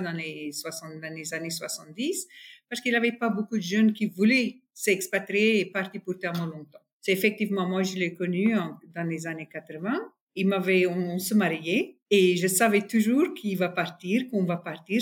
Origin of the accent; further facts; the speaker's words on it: North West, South Africa; French is a second language; moved away as an adult; also born or lived in Taiwan / Shanghai, China; je suis sud-africaine du nord-ouest d'Afrique du Sud, euh, un vrai farm girl